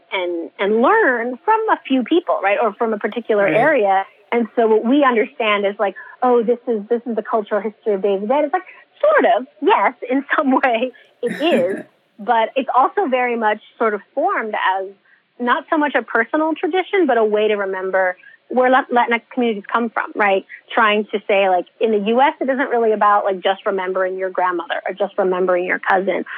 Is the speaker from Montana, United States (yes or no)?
no; San Francisco Bay Area, California, United States; So I grew up in the San Francisco Bay Area